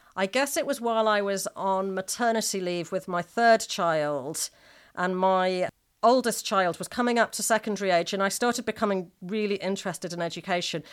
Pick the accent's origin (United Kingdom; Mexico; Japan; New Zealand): United Kingdom; Manchester, North West England; I was brought up in Manchester